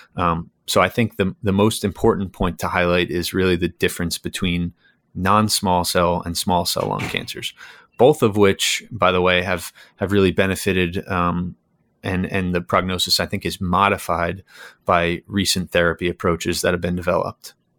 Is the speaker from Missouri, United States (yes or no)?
no; New York, United States; moved away as an adult; now in Connecticut, United States; I'm originally from New York.